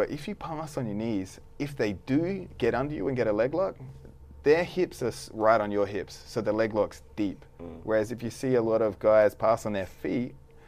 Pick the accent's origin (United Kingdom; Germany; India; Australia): Australia; I'm from Australia.